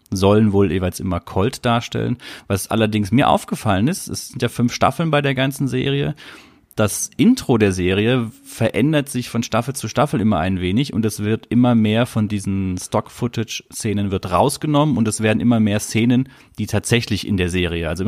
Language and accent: German; Southern Germany, Germany; ich bin ja in Süddeutschland aufgewachsen, da war es noch Südwest, das Südwestfernsehen.